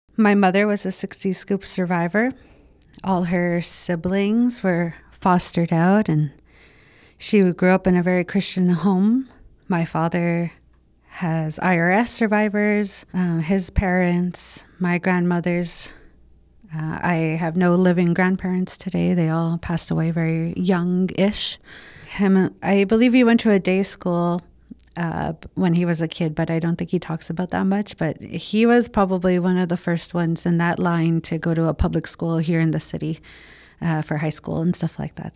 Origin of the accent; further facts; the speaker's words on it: Winnipeg, Manitoba, Canada; We grew up in the North End, right on Arlington and Manitoba. So that was my hood